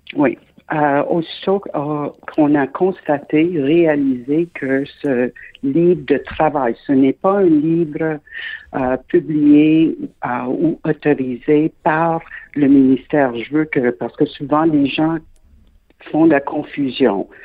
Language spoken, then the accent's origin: French; Quebec, Canada; je suis québécoise de naissance